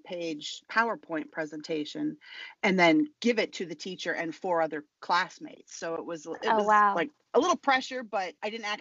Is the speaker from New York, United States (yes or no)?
no; Massachusetts, United States; moved away as an adult; now in Virginia, United States; I am originally from Massachusetts